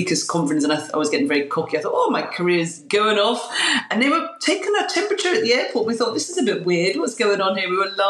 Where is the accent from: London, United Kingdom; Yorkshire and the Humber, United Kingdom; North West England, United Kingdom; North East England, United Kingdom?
London, United Kingdom; now in Glasgow, United Kingdom; I'm a Londoner living in Glasgow